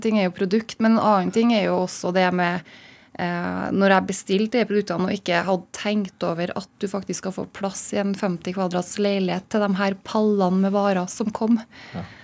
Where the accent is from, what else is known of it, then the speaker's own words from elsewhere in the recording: Malvik, Trøndelag, Norway; naboen min i Malvik, der jeg kommer fra